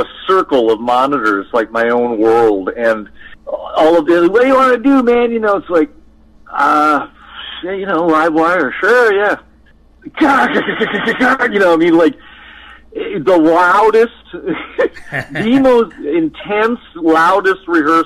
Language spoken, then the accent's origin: English; Midwest, United States; moved away; I grew up in the Midwest playing, three or four sets of rock and roll metal covers